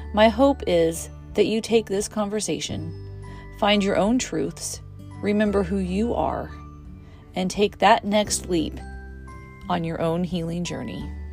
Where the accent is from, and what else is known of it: United States